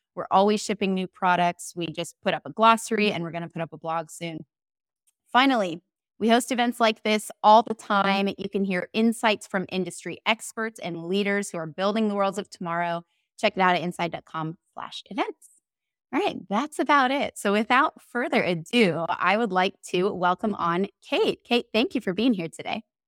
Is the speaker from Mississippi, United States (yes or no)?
no; St. Petersburg, Florida, United States; I'm in Florida, Saint Petersburg, my hometown